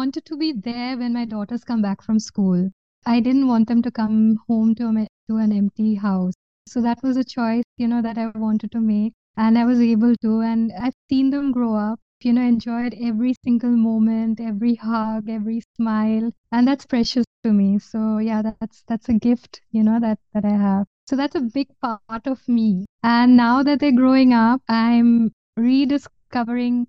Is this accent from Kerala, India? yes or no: no; Kolkata, West Bengal, India; also born or lived in Berlin, Germany; I was born in Berlin. So I came to India when I was 8.5